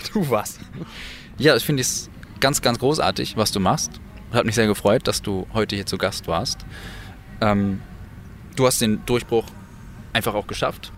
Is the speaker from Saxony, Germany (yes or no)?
no; Kiel, Schleswig-Holstein, Germany; in meiner Heimat mit diesem ganzen Musikalischen eigentlich angefangen hast, nämlich in Kiel-Ellerbeck